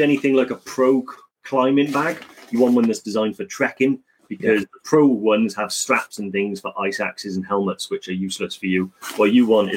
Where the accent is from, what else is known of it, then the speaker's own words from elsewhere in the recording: Welsh, Wales, United Kingdom; I am Welsh